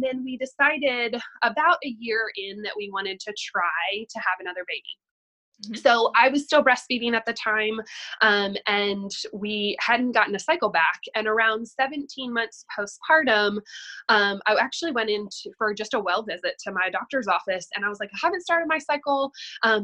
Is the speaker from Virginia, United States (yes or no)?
yes; Staunton, Virginia, United States; moved away as an adult; also born or lived in Durham, North Carolina; my hometown, which is a very small rural town in Virginia called Stanton.